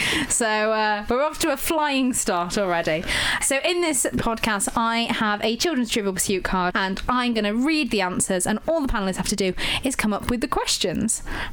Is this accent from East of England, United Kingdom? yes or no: no; Lincolnshire, East Midlands, United Kingdom; I'm from Lincolnshire.